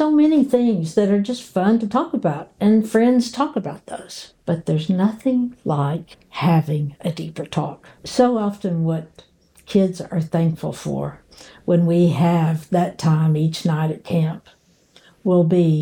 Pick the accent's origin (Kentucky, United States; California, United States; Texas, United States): Kentucky, United States; Murray; my hometown of Murray, Kentucky